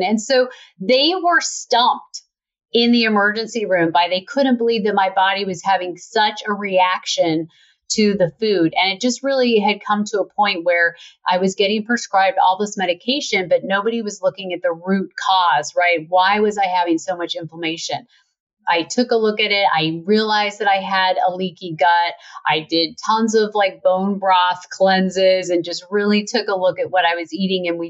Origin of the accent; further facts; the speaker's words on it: Utah, United States; I grew up in Utah